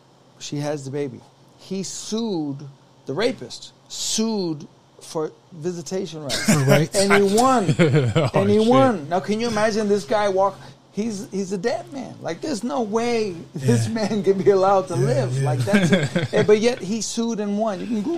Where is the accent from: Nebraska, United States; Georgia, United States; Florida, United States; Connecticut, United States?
Connecticut, United States; born or raised there